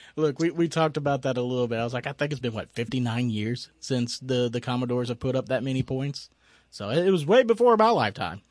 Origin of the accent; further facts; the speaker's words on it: Tennessee, United States; now in Florida, United States; I grew up in Tennessee